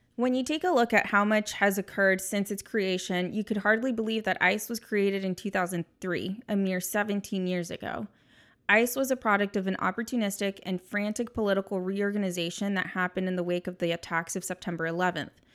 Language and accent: English; San Diego, California, United States; I was born and raised in San Diego